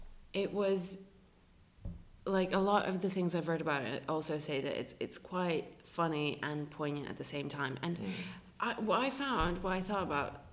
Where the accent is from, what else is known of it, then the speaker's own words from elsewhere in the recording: United Kingdom; Because we're British actually people just assholes.